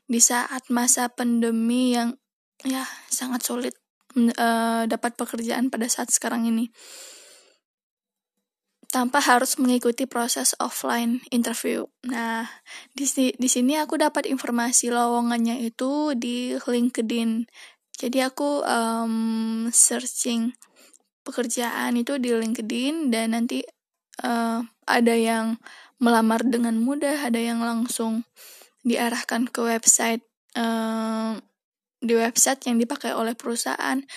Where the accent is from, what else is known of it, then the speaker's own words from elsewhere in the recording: Padang, West Sumatra, Indonesia; now in Jakarta, Indonesia; aku itu berasal dari Padang, Sumatera Barat Dan sekarang aku lagi di Jakarta